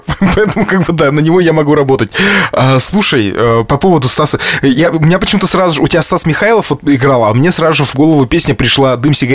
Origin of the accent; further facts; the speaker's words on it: Lesnoy, Sverdlovsk Oblast, Russia; Мы ехали из моего родного лесного в детстве в Екатеринбургский цирк.